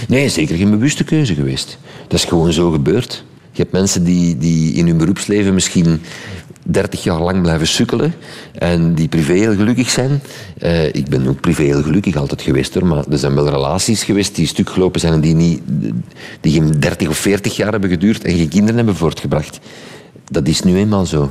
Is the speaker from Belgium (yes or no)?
yes; Sint-Genesius-Rode, Flanders, Belgium; ik ben van Sint-Genesius Rode. Op de taalgrens ik sprak ik gewoon al supergoed Frans.